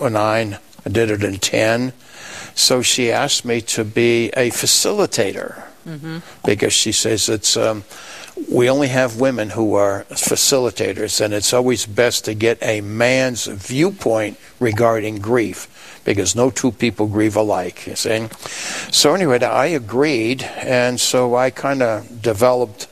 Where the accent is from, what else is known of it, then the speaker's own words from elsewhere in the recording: New York, United States; moved away as an adult; also born or lived in Iceland; now in Rapid City, United States; I'm originally from New York